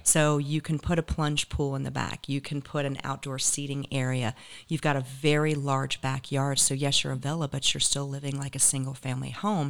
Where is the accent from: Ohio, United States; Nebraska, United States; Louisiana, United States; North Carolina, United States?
North Carolina, United States; Raleigh; moved away as an adult; also born or lived in Charlotte, North Carolina; now in Naples, United States; I grew up in the Raleigh, Durham area